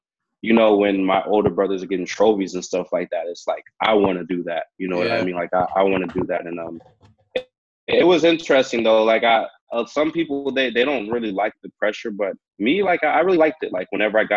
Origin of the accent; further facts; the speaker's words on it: Hayward, California, United States; now in Vancouver, Canada; I grew up in Hayward, California